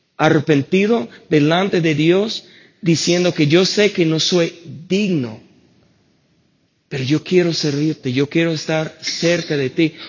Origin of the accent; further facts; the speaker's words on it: United States; Spanish is a second language; moved away; soy gringo, no puedo pronunciarlo bien